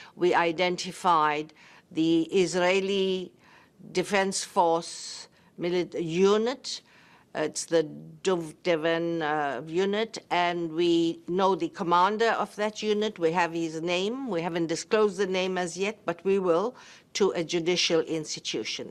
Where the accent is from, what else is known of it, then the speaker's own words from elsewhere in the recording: South Africa; as a South African who born under apartheid and in the struggle